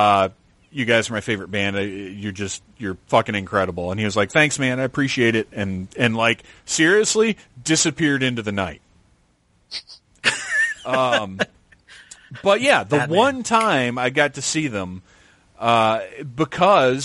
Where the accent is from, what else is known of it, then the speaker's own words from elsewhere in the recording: Wilmington, North Carolina, United States; I'm from North Carolina. And I was like, oh, man, I'm from there. I grew up in Wilmington